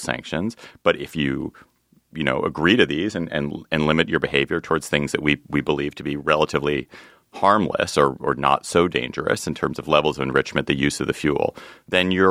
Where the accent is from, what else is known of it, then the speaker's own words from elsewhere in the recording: United States; as an American Jew